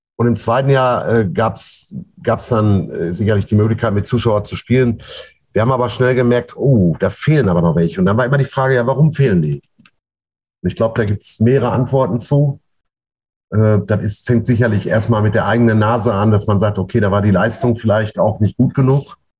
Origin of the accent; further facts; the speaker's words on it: Ruhr area, North Rhine-Westphalia, Germany; bei uns im Pott